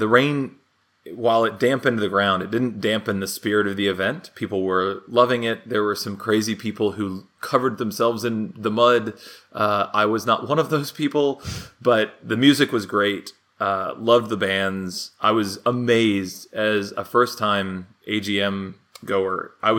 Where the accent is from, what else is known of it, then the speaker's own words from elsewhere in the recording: United States; as an American, I have to like read it out loud and sound it out to understand what's being said.